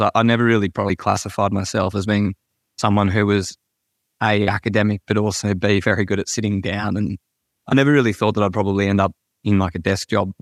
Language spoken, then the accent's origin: English; Sydney, New South Wales, Australia; I, I grew up in Sydney